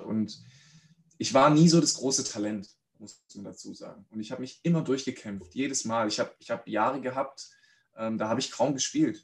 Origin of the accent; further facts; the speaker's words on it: Reutlingen, Baden-Württemberg, Germany; Ich bin in Reutlingen aufgewachsen